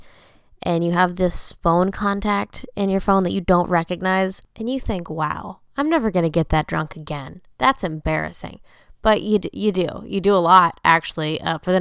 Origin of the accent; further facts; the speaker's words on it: Orlando, Florida, United States; I'm from Orlando